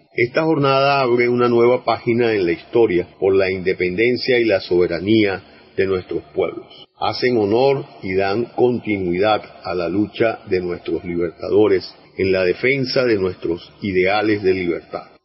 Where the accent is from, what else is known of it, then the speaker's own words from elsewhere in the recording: Venezuela; todos los venezolanos